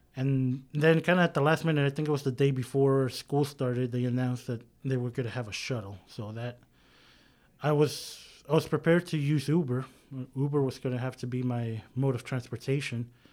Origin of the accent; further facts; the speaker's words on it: San Diego, California, United States; now in Sacramento, United States; I'm a native from San Diego, California.